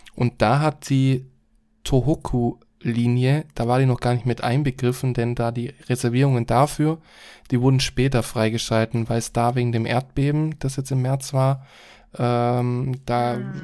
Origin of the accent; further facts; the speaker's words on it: Germany; bei uns in Deutschland